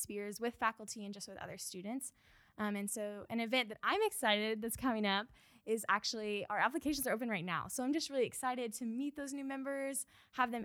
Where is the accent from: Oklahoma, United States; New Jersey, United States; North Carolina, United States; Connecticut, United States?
Oklahoma, United States; Tulsa; I'm from Tulsa, Oklahoma. I grew up and went to Lincoln Christian School there in Tulsa